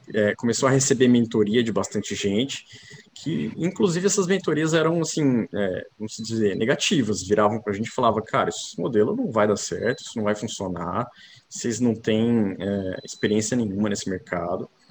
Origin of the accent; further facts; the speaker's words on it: São José do Rio Preto, São Paulo, Brazil; also born or lived in Campinas; nascido em Campinas, criado em São José do Rio Preto, interior de São Paulo